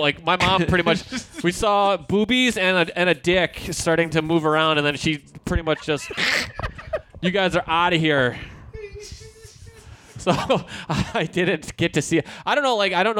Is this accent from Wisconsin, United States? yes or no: yes; Janesville, Wisconsin, United States; where I grew up in Janesville, Wisconsin